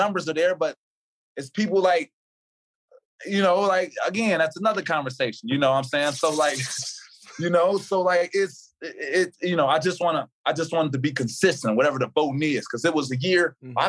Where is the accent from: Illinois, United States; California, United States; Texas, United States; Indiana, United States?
Illinois, United States; Chicago; T.A., you from Chicago. I'm from Chicago.